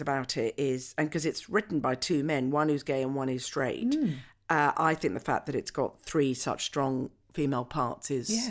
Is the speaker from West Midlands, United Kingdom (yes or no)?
no; Scotland, United Kingdom; you know, I am Scottish and I was brought up as a Scot, but I don't have a Scottish accent.